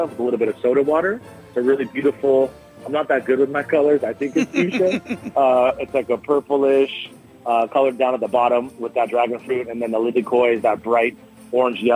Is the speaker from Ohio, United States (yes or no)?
no; Southern California, United States; now in Kauai, United States; I grew up in Southern California